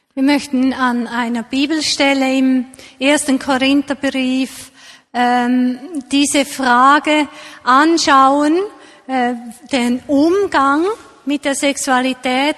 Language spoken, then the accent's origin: German; Switzerland; hier bei uns in der Schweiz